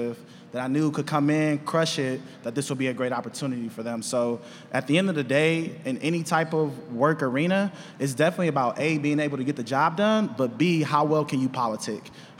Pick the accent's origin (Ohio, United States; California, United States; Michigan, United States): Michigan, United States; Detroit; now in Chicago, United States; I'm from Detroit originally